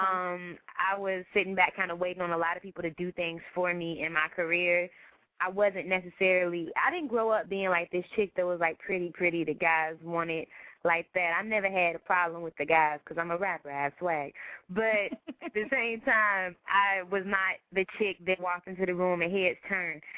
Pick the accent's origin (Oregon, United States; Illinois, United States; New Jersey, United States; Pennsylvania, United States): Illinois, United States; Chicago; also born or lived in North Side, Chicago; I'm from Englewood, so when I say something hood, I know